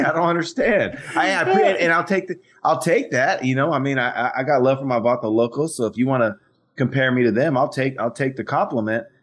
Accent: Fresno, California, United States; I grew up in Fresno

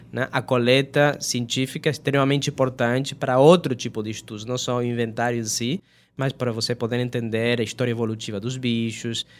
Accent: Argentina; Portuguese is a second language; moved away as an adult; also born or lived in Brazil; eu sou da Argentina, apesar de toda essa educação toda que eu tive no, no Brasil

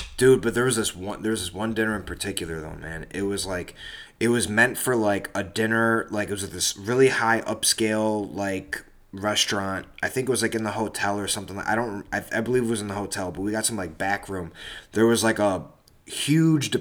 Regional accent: United States; I'm from America.

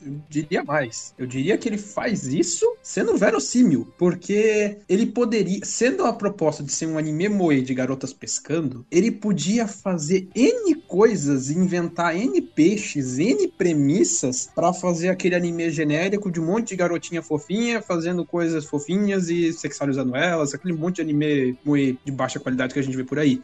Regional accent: Brazil

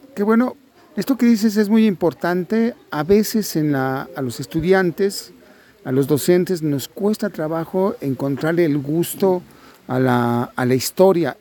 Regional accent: Mexico; somos nosotros los mexicanos

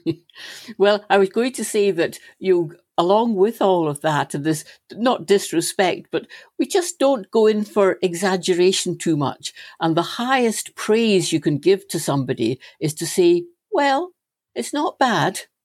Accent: Stirling, Scotland, United Kingdom; having been born and brought up in Stirling

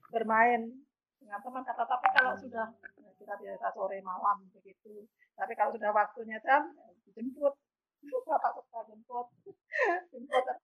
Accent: Purworejo, Central Java, Indonesia; saya kan kabupatennya Purworejo saya di daerah di desanya itu di Sumber Sari.

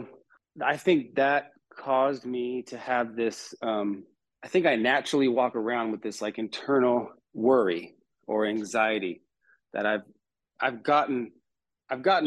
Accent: California, United States; moved away as an adult; now in North Carolina, United States; before I moved to North Carolina, I was born and raised in California

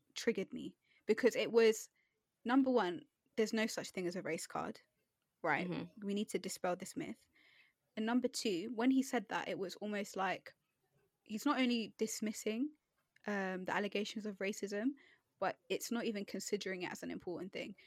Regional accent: United Kingdom; first language English; I was born here, raised here, you know, English is basically my first language.

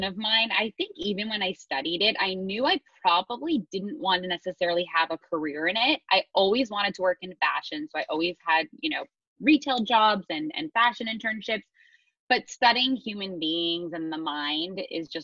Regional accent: Montreal, Quebec, Canada; moved away as an adult; now in New York City, United States; I grew up in Montreal, Canada, which was a total mix of urban and suburban lifestyle, which I loved

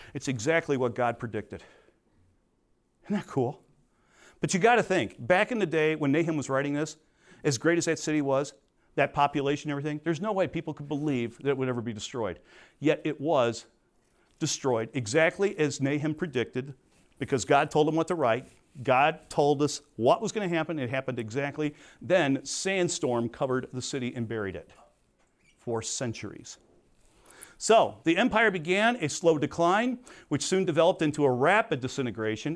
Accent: Crete, Illinois, United States; I was from Crete.

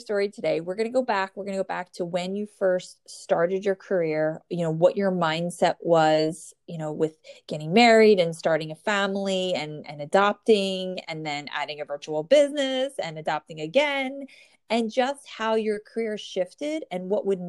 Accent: New Jersey, United States; born or raised there

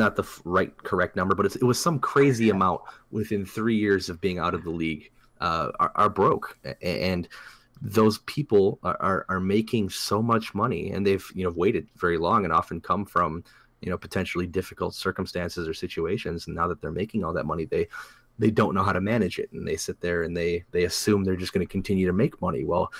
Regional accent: Wisconsin, United States; we're from Wisconsin.

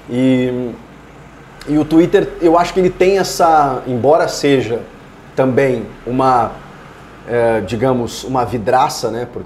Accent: Porto Alegre, Rio Grande do Sul, Brazil; Sou de Porto Alegre. É, eu, eu, eu nasci ali na, na Adão

